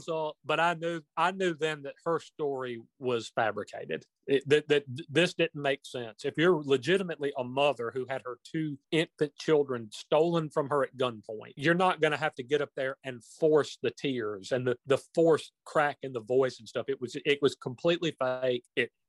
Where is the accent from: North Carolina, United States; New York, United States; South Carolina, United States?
South Carolina, United States; Union; born there; I was born in Union, South Carolina, still reside there.